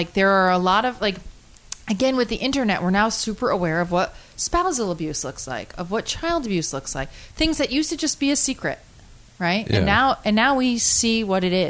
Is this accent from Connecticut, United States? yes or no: yes; Connecticut, United States; I'm from Connecticut